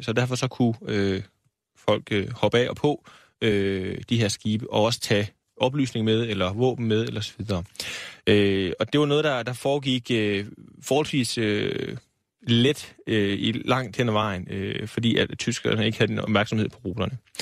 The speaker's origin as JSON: {"language": "Danish", "town": "Aarhus", "region": "Central Denmark Region", "country": "Denmark", "tie": "born or raised there", "said": "jeg er Aarhus-dreng og har boet der hele mit liv."}